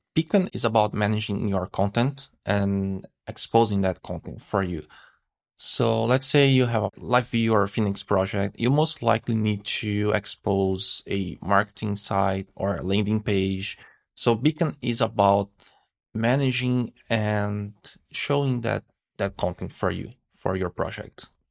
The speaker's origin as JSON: {"language": "English", "country": "Brazil", "moved": "yes", "lives_now": "Canada", "said": "I live in Canada. I'm from Brazil, actually, but I'm living in Canada."}